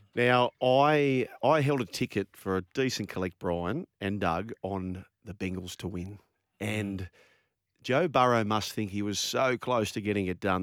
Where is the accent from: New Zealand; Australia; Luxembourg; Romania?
Australia